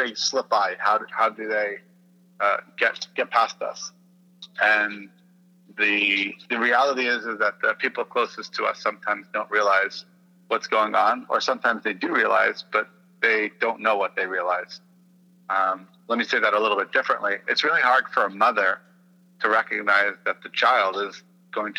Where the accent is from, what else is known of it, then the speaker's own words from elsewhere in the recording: New York City, New York, United States; also born or lived in Indiana / Texas; I am from Brooklyn, New York, and I spend time in Indiana and Texas